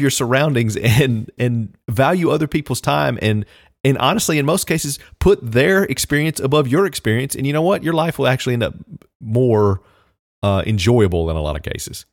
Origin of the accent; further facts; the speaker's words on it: Southern Virginia, United States; moved away; I grew up in Southern Virginia, so I was also a Redskin fan growing up